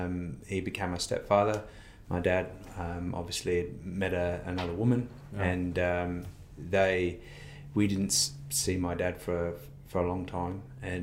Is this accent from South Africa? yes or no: no; Wolverhampton, West Midlands, United Kingdom; now in Australia; I grew up in the UK. Okay. So I was born in the Midlands in Wolverhampton.